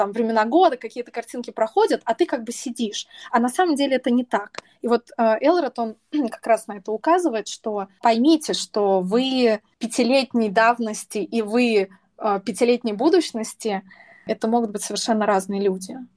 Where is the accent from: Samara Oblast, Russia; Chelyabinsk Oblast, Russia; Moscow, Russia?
Samara Oblast, Russia; Samara; moved away; мы, мы из Самары, из Самаре привет, но, между прочим, сейчас вещание ведется из, внимания, Москвы и из Канарских